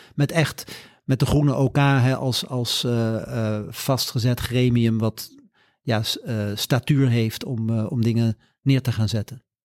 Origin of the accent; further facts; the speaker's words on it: Leiden, South Holland, Netherlands; also born or lived in Curaçao / Groningen; ben ik hier in Leiden, in Oesgees, op school gegaan